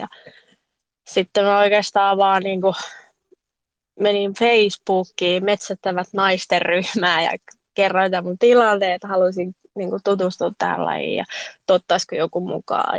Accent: Helsinki, Uusimaa, Finland; now in Jokioinen, Finland; mä oon alun perin kotoisin Helsingistä, mutta nykyään asun Jokioisilla

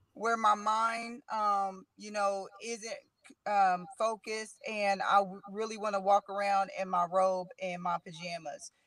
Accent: Middletown, Ohio, United States; born and raised in Middletown

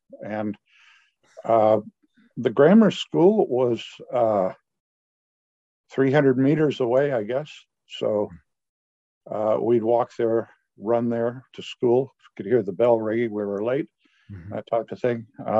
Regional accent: Pasadena, California, United States; born there; I was born in Pasadena, on the day the Marines invaded Okinawa.

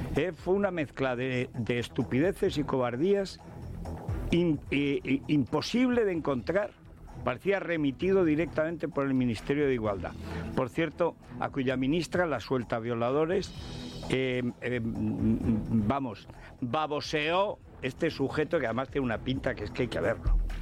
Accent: Spain; somos españoles, hemos nacido en España, tenemos la suerte de hablar español

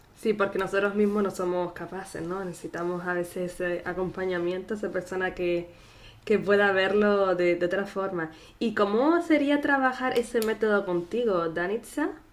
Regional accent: Canary Islands, Spain; nacida en Canarias

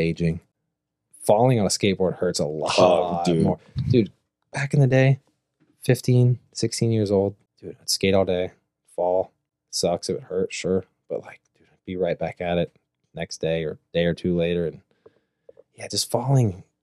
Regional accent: Chillicothe, Ohio, United States; I come from Ohio

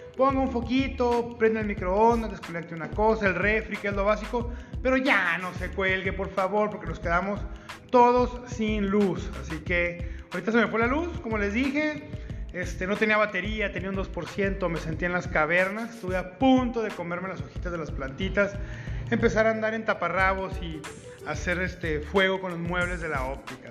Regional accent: Ciudad Juárez, Chihuahua, Mexico; soy de Ciudad Juárez, Chihuahua

